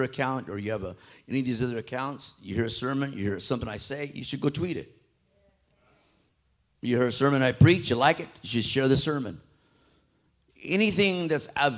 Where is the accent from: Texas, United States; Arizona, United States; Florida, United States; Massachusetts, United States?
Arizona, United States; Phoenix; I grew up right there in South Phoenix